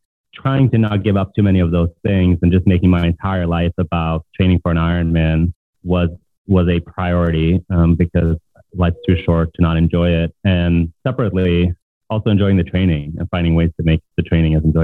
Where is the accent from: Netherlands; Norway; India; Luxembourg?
Norway; English is a second language; moved away as an adult; also born or lived in Boston; now in Brooklyn, United States; I grew up in Norway, came here for college, for work